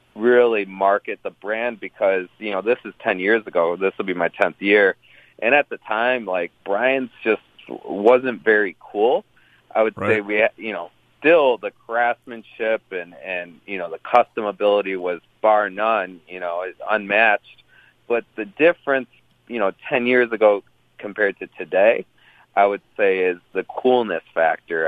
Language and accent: English; Detroit, Michigan, United States; I grew up in the Metro Detroit area